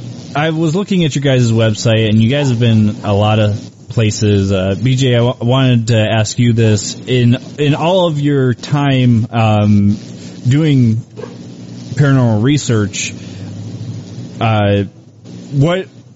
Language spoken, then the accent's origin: English; Cleveland, Ohio, United States; we're from Cleveland, Ohio, actually.